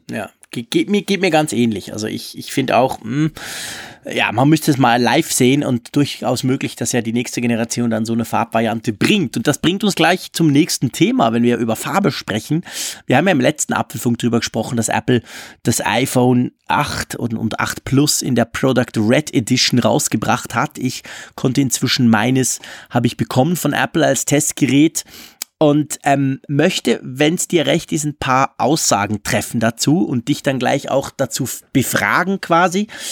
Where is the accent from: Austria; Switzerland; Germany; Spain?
Switzerland; bei uns in der Schweiz